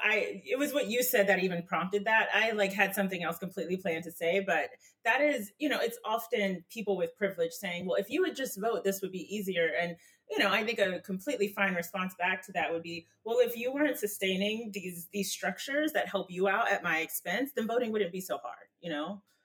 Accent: North Carolina, United States; I'm from North Carolina

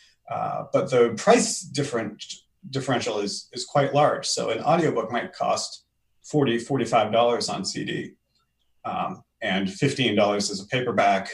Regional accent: Maine, United States; also born or lived in Ann Arbor, Michigan; now in Portsmouth, United States; I grew up in Maine

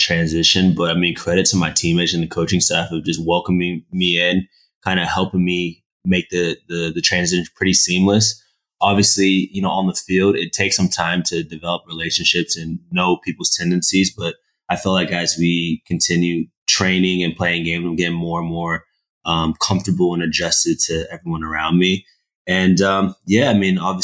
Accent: Texas, United States; I'm from Texas, man. Texas is American football country. So I grew up playing football, American football.

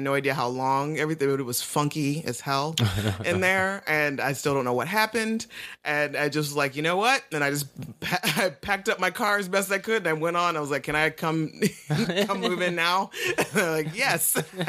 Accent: Toledo, Ohio, United States; moved away; I leave to go home to Toledo for Christmas break

